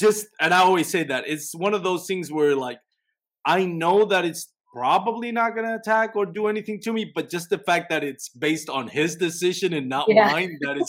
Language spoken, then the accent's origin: English; Puerto Rico; now in Texas, United States; I'm from Puerto Rico